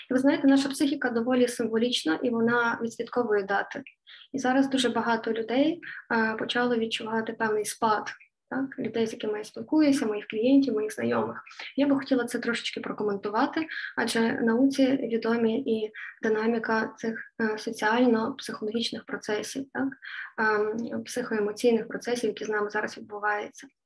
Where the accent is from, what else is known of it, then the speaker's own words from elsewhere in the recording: Lviv, Lviv Oblast, Ukraine; Я зі Львова … і з вами традиційні щоденні п'ятихвилинки психологічної грамотності української.